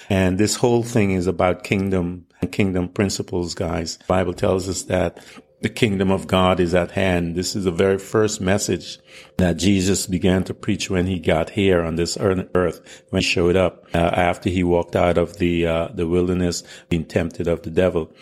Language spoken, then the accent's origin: English; United States; also born or lived in British Guiana; as a foreigner that uh, grew up in America